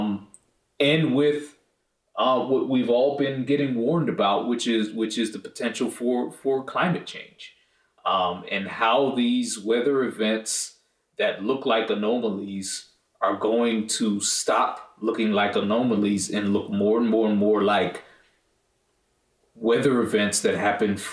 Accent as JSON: {"language": "English", "region": "Northeast", "country": "United States", "tie": "born or raised there", "also_born_or_lived": "Cleveland / Boston / Connecticut", "said": "I grew up in the Northeast"}